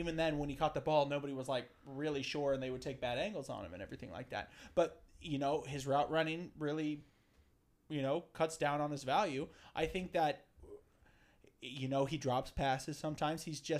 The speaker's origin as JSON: {"language": "English", "town": "Detroit", "region": "Michigan", "country": "United States", "said": "But because we're from Detroit, we're like"}